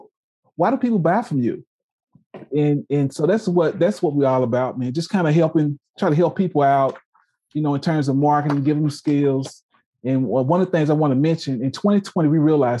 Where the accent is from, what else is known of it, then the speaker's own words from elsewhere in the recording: Louisiana, United States; now in Oklahoma, United States; I'm from Louisiana, roots Southern University